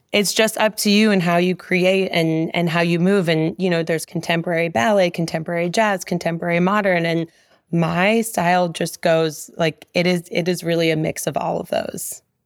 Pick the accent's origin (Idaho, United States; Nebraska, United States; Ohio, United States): Nebraska, United States; Omaha; moved away as an adult; also born or lived in New York; I grew up in West Omaha, and I spent a majority of that time that I lived in Omaha from ages two to eighteen dancing.